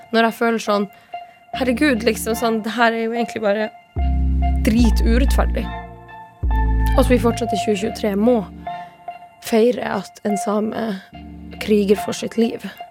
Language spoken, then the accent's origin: Norwegian; Tana, Finnmark, Norway; first language Northern Sami; Norwegian is a second language; now in Oslo, Norway; jeg bor i Oslo og, og, og kjøper maten min i butikken. Men jeg kommer jo fra Tana